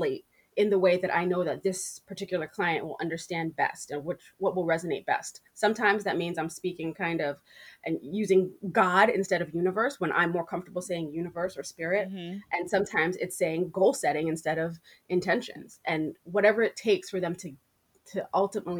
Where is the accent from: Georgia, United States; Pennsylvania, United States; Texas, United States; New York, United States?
New York, United States; I'm a New Yorker